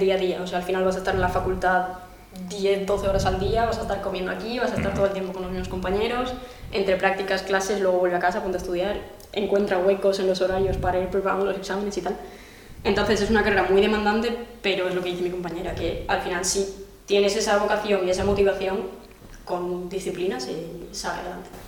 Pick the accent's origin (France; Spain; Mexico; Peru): France; moved away; soy de Francia